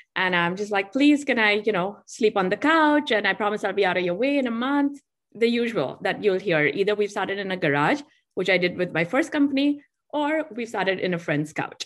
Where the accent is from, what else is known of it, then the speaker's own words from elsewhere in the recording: Mumbai, Maharashtra, India; accent: Indian; moved away; I grew up in Bombay, which is a very busy city.